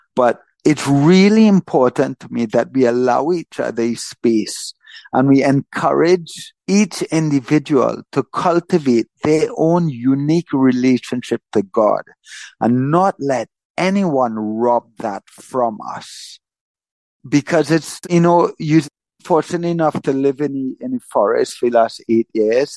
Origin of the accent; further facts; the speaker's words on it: Trinidad & Tobago; also born or lived in Florida; I was born in Trinidad. I've lived in Trinidad my whole life